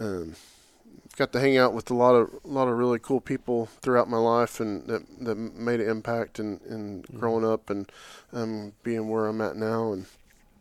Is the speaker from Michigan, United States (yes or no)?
no; Oklahoma City, Oklahoma, United States; growing up, you know, here, I'm from Oklahoma City area